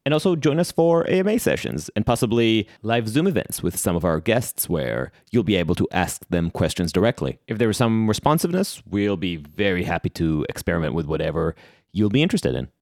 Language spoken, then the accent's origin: English; Israel; accent: Israeli; now in New York City, United States; the flavor that you heard in my accent, that's because I'm Israeli.